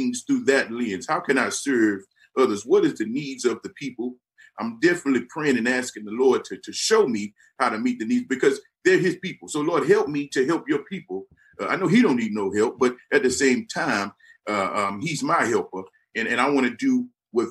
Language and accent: English; San Antonio, Texas, United States; born or raised there